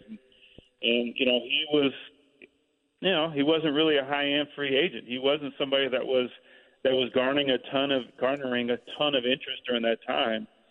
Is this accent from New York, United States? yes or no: no; Bay Area, California, United States; play in the Bay Area because I had grown up there